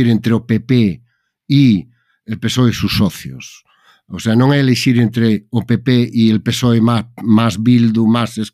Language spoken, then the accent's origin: Galician; Galicia, Spain; para min como galego é un orgullo